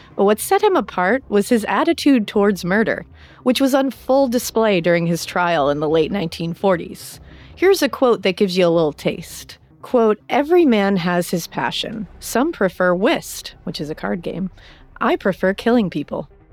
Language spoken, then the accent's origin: English; United States; I'm American